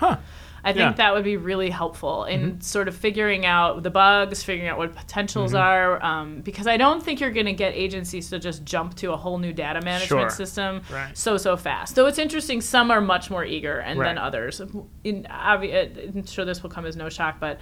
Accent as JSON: {"language": "English", "region": "Midwest", "country": "United States", "said": "I'm from the Midwest"}